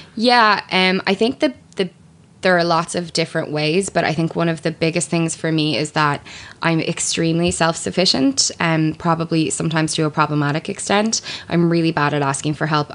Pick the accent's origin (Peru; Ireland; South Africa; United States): Ireland; I am an Irish uh, person. Um, I do a radio show here in Ireland.